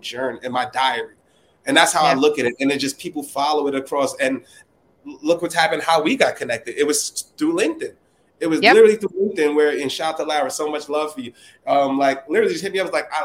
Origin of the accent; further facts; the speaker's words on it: New York City, New York, United States; from the Bronx